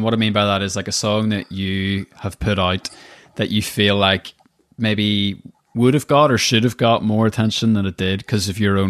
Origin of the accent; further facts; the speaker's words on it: Northern Ireland, United Kingdom; moved away as an adult; also born or lived in New York; I moved away from Northern Ireland when I was 18 and did the whole kind of living in New York thing, and then came back.